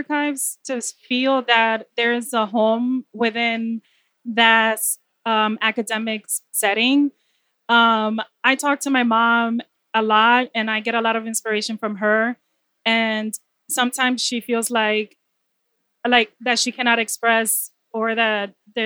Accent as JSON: {"language": "English", "town": "New York City", "region": "New York", "country": "United States", "also_born_or_lived": "Dominican Republic", "said": "I'm from the Bronx"}